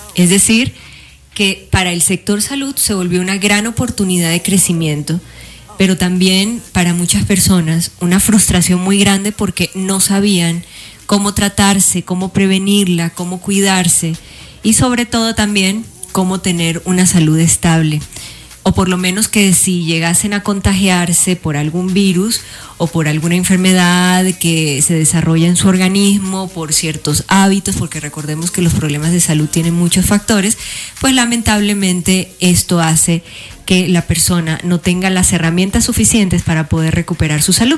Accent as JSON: {"language": "Spanish", "country": "Colombia", "moved": "yes", "lives_now": "Mexico City, Mexico", "said": "yo orgullosamente colombiana representando a mi tierra, representando a mi país aquí desde Ciudad de México"}